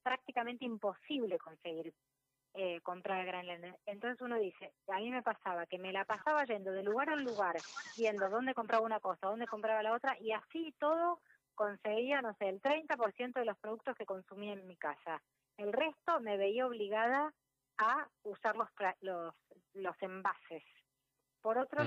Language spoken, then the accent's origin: Spanish; Argentina; soy una emprendedora argentina